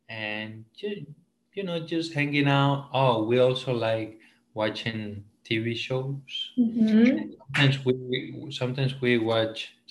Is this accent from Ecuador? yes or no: yes; Esmeraldas, Ecuador; moved away as an adult; now in Hawaii, United States; Uh, I am from Ecuador in South America from a little town called Esmeraldas, and it's right on the coast, very close to Colombia.